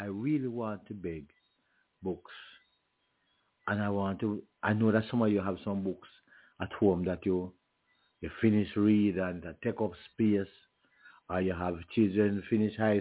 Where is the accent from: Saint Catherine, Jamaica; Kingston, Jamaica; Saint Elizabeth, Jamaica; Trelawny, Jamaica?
Saint Elizabeth, Jamaica; Junction; my hometown of Junction